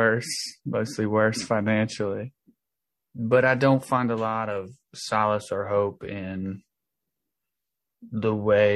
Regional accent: Tennessee, United States; now in Los Angeles, United States; I live in Los Angeles. I'm from Tennessee, which is where my brother is incarcerated and where I grew up.

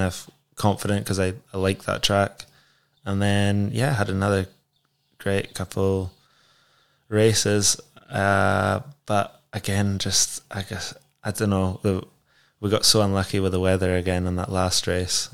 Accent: Scotland, United Kingdom; we're Scottish

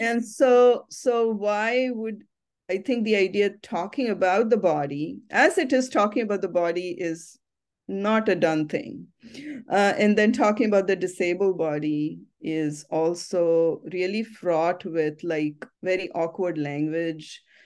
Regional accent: Ahmednagar, Maharashtra, India; now in United States; my hometown, Ahmednagar

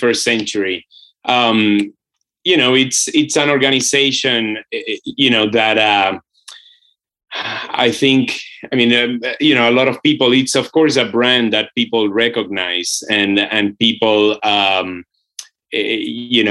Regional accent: Puerto Rico; now in Brooklyn, United States; I come from Boriquen, which is the Taíno name of the island of Puerto Rico.

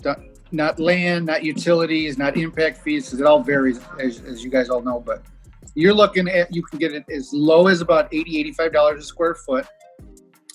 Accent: Chicago, Illinois, United States; moved away; I'm originally from Chicago. We call those two flats there. Here they call them duplexes

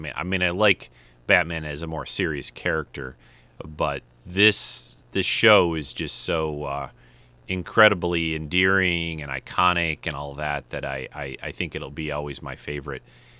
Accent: Detroit, Michigan, United States; there was a nearby apartment building when I grew up in Detroit

